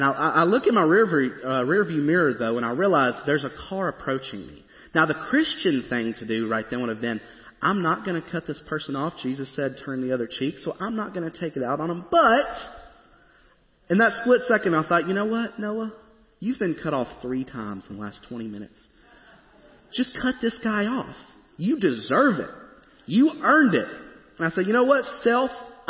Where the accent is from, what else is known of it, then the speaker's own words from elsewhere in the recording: Springfield, Tennessee, United States; moved away as an adult; now in Goodlettsville, United States; I grew up in Springfield where, you know, there's not that much traffic.